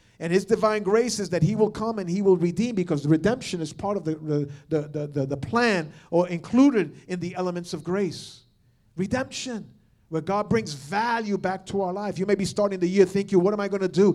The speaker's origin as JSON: {"language": "English", "region": "New York / the Northeast", "country": "United States", "said": "most of us here are New Yorkers, or at least we're from the Northeast"}